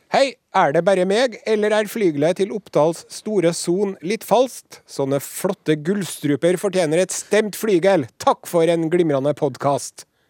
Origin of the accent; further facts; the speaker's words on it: Trøndelag, Norway; oss trøndere